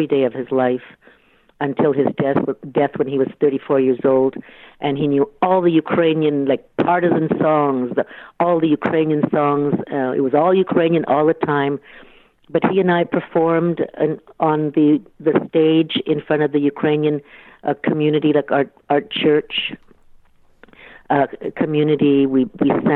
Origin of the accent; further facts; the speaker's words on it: Ottawa, Ontario, Canada; growing up in Ottawa